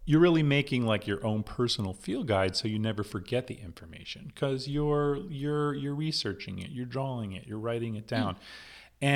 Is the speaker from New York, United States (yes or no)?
no; New Jersey, United States; moved away; I'm from Jersey